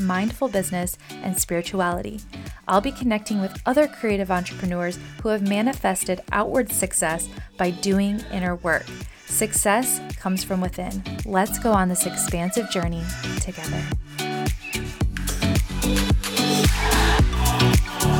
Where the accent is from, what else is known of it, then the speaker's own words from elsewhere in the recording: Midland, Michigan, United States; we had a flood in my hometown. I live in Midland, Michigan